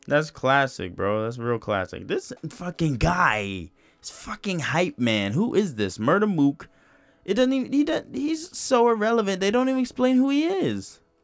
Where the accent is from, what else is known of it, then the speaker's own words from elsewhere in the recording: New York, United States; I'm from New York